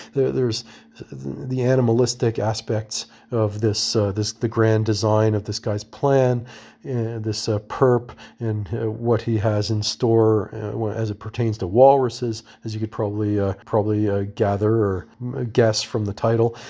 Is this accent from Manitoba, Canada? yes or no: no; Toronto, Ontario, Canada; my hometown of Toronto